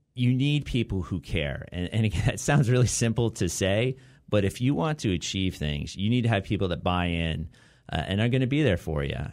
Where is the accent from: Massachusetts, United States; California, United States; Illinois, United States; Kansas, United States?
California, United States; Southern Orange County; also born or lived in Santa Barbara; now in Long Beach, United States; growing up in Southern Orange County